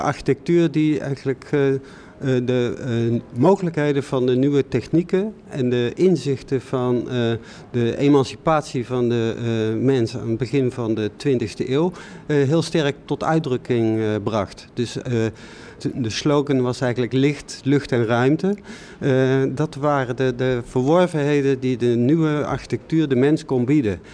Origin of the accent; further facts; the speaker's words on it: North Brabant, Netherlands; ik kom uit Brabant